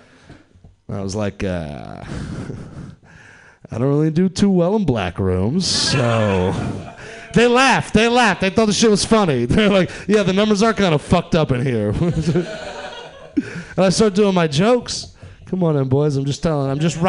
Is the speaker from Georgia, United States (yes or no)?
yes; Atlanta, Georgia, United States; I'm from the South. I'm from Atlanta, Georgia.